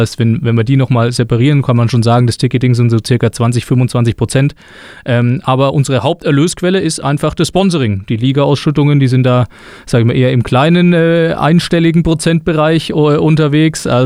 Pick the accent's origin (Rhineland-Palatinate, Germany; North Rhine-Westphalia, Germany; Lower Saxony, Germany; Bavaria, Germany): Bavaria, Germany; Güntersleben; Ich bin aufgewachsen in Güntersleben tatsächlich, also in in der Nähe von Würzburg. Ähm, aber ja, meine komplette Kindheit in Güntersleben verbracht